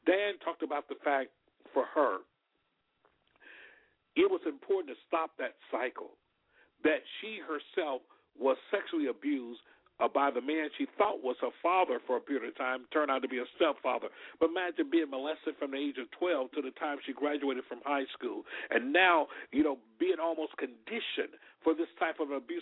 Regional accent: Alabama, United States; We grew up together in Alabama

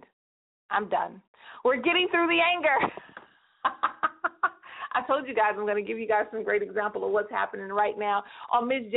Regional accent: California, United States; 209 is on lock, and I know that's my hometown

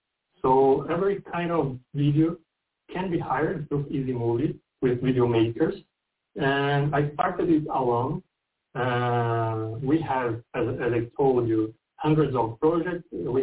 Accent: São Paulo, Brazil; I'm from Brazil, São Paulo.

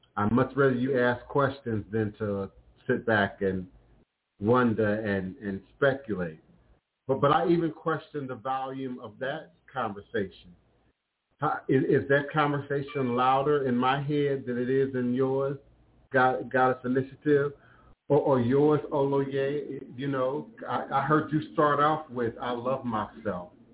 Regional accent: Washington, District of Columbia, United States; growing up in Chocolate City, uh, y'all now call it the DMV, D.C., Maryland, uh, uh, Virginia area

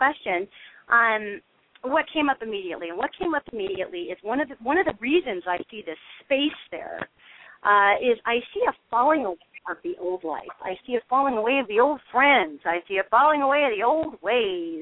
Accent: Montana, United States; I'm a northerner, okay? I'm originally from Montana.

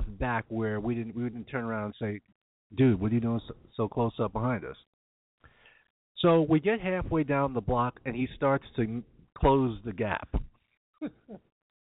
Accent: New York, United States; growing up in New York

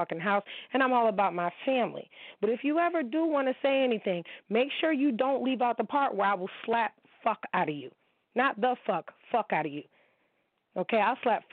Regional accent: United States; I am an American girl

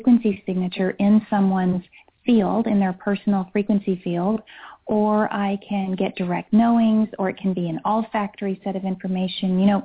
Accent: Hesse, Germany; moved away; also born or lived in Switzerland; I grew up in Germany and in Switzerland, but Germany is where I really experienced this the most

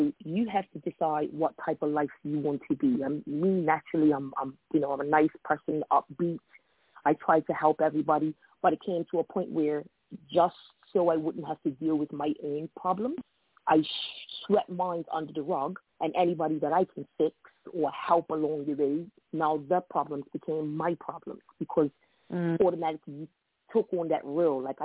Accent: Bermuda; accent: Bermudian; moved away as an adult; now in Hartford, United States; I'm originally from Bermuda

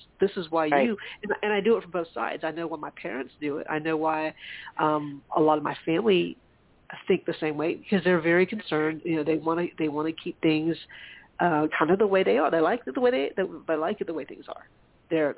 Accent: South Carolina, United States; growing up in South Carolina

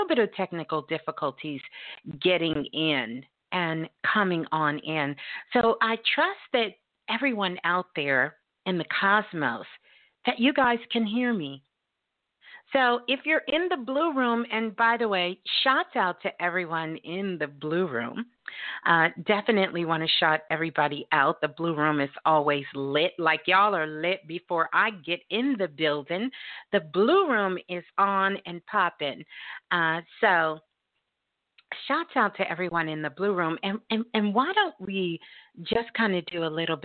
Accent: Brooklyn, New York, United States; Brooklyn, my hometown, my born state

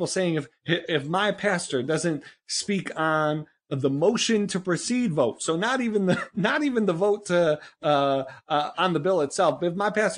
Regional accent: Northeast, United States; I'm from the Northeast. I didn't grow up in a gun culture.

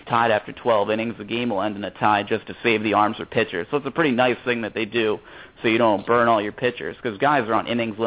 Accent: Stamford, Connecticut, United States; also born or lived in Keene, New Hampshire / Cape Cod, Massachusetts; I'm from Stamford, Connecticut.

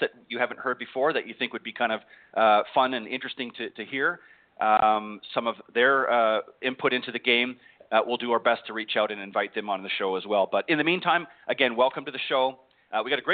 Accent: Canada; moved away as an adult; now in United States; I'm originally from Canada and came down here to the States a number of years back

